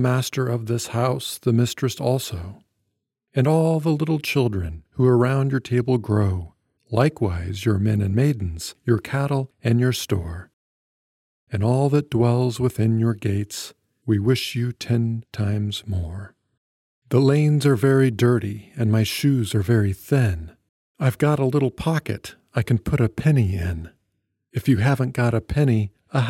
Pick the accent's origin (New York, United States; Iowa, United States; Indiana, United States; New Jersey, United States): Iowa, United States; where I grew up in Iowa